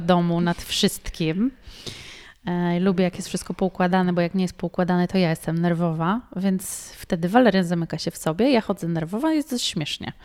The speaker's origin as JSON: {"language": "Polish", "country": "Poland", "said": "Ja mówię, że nie, z Polski"}